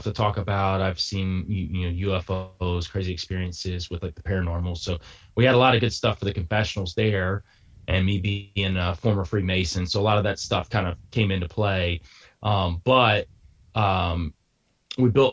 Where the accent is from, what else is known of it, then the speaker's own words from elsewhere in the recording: North Georgia mountains, United States; I grew up in North Georgia mountains